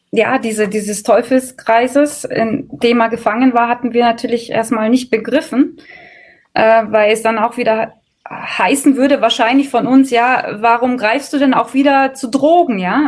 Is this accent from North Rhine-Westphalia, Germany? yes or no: no; Bavaria, Germany; bei uns in Bayern